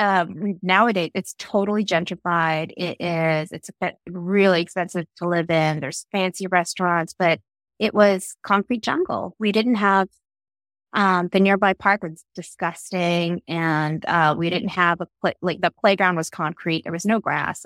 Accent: New York City, New York, United States; born or raised there; English is a second language; also born or lived in Philippines

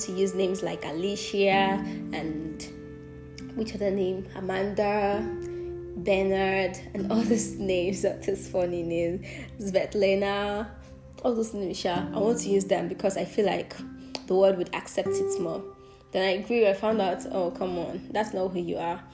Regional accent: southwestern Nigeria, Nigeria; accent: Nigerian; first language Yoruba; English is a second language; I'm a Yoruba girl from the Southwestern part of Nigeria

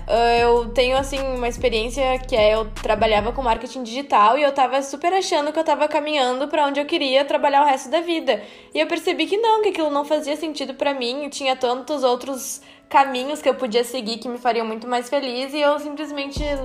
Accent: São Leopoldo, Rio Grande do Sul, Brazil; a gente é de São Leopoldo, que é uma cidadezinha do lado de Porto Alegre, no Rio Grande do Sul

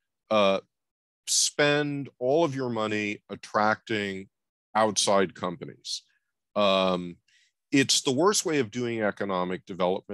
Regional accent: New York, United States; I grew up in New York, late 1950s, early 1960s

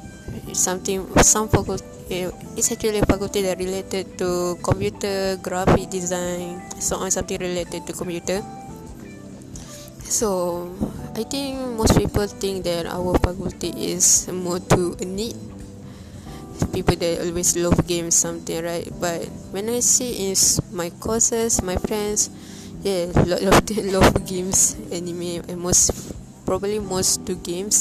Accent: Malaysia; it's close to my hometown

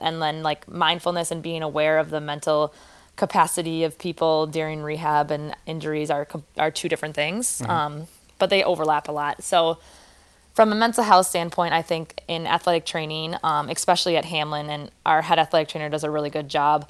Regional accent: Wisconsin, United States; moved away as an adult; also born or lived in Oregon; I grew up in Wisconsin, went to school in Wisconsin

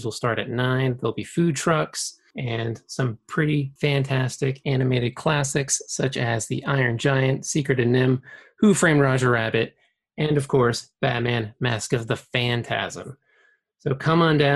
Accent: Fall River, Massachusetts, United States; I grew up in Fall River, so there's not much green grass.

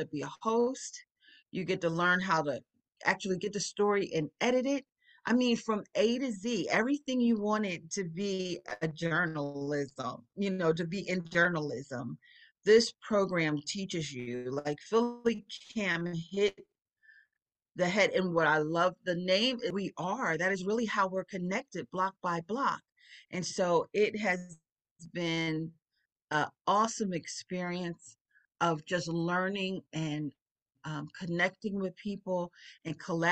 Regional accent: Philadelphia, Pennsylvania, United States; I'm born and raised on East Rittenhouse Street

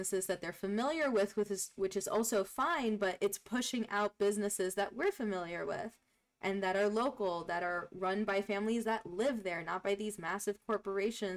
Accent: New York City, New York, United States; moved away; I was born and raised in Jackson Heights, Queens

